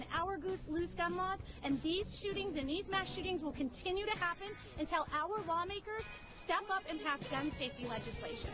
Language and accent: English; Highland Park, Illinois, United States; I'm from Highland Park, Illinois